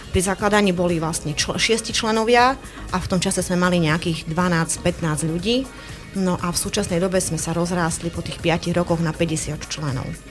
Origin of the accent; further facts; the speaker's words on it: Medzilaborce, Prešov Region, Slovakia; also born or lived in southern Zemplín; pochádzam z Medzilaboriec